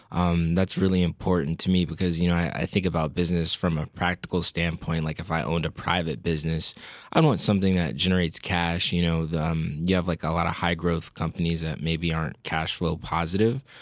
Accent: Fairfax, Virginia, United States; I grew up not too far out of the headquarter, from the headquarters of the Motley Fool in, uh, Northern Virginia, the Fairfax area

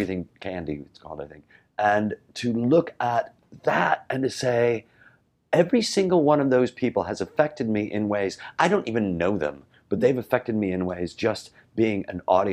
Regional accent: Chicago, Illinois, United States; I'm from Chicago.

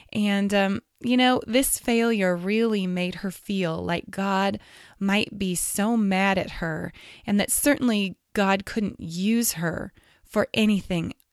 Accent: California, United States; I'm from California

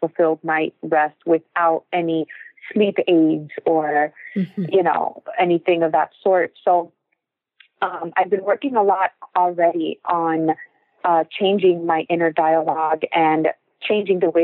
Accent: Miami, Florida, United States; I was born here in Miami, Florida, but I am first generation Cuban American.

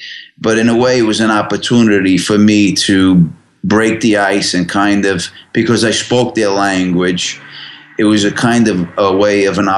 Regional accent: Brooklyn, New York, United States; which is pretty much still my hometown, but which is Coney Island and Brooklyn.

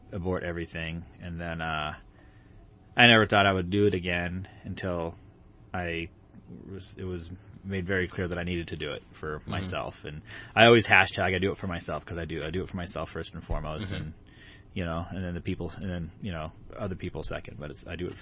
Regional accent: South Orange County, California, United States; moved away as an adult; also born or lived in Santa Ana, California / Pismo Beach, California / Los Angeles, California; I grew up in South Orange County, kind of by the beach areas.

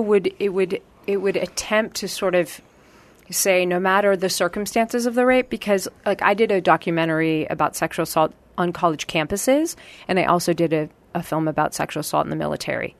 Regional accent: Marin County, California, United States; also born or lived in Los Angeles, California; I grew up in Marin County, California.

